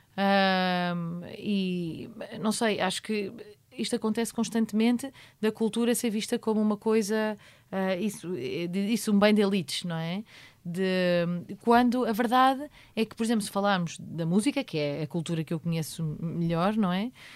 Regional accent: Portugal; sou português também

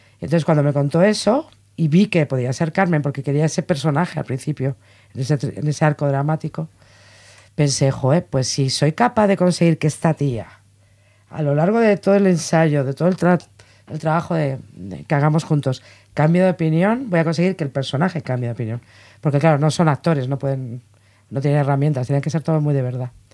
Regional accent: Basque Country, Spain; yo soy vasca

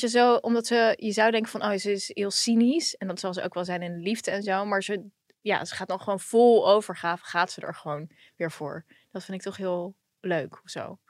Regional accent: The Hague, South Holland, Netherlands; also born or lived in Israel; Ik kom natuurlijk ook uit Den Haag

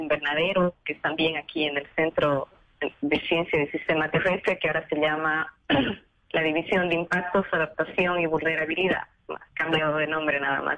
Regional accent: Bolivia; moved away as an adult; now in Brazil; yo soy boliviana, ese fue el proyecto que me llevó al Brasil.

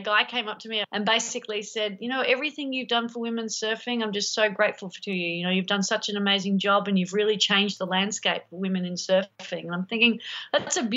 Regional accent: Sydney, New South Wales, Australia; growing up in Manly Beach

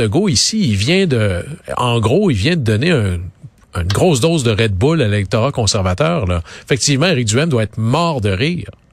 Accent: Quebec, Canada; je suis du Saguenay-Lac-Saint-Jean.

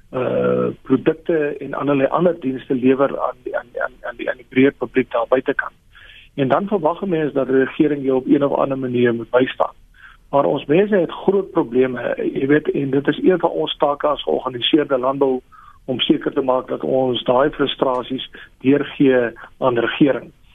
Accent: South Africa; ons as as Afrikaners

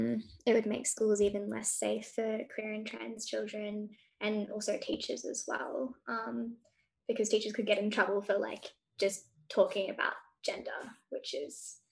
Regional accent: New South Wales, Australia; now in Victoria, Australia; I grew up in New South Wales

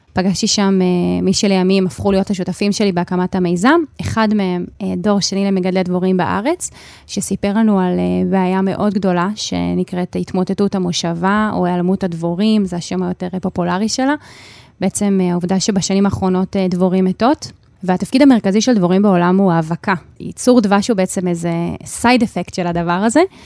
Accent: Hadera, Haifa District, Israel; גם אני וגם חברות שלי, שגדלנו ביחד בחדרה

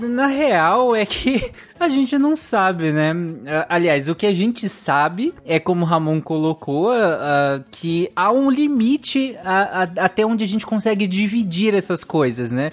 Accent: Pará, Brazil; eu cresci no Pará

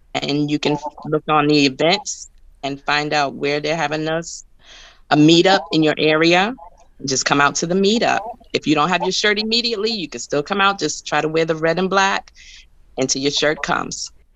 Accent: New York, United States; now in Baltimore, United States; I'm from New York

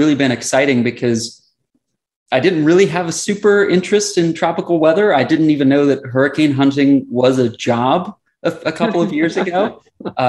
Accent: Southern West Virginia, United States; moved away as an adult; now in Florida, United States; So I grew up in Southern West Virginia, mountains

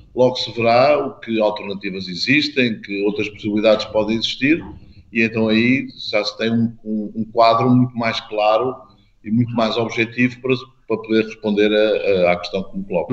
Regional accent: Portugal; enquanto português

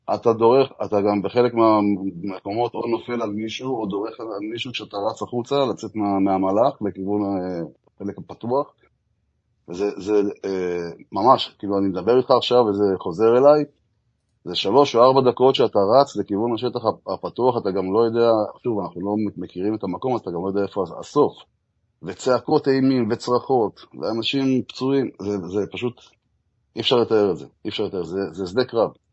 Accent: Israel; אנחנו ישראלים כמובן

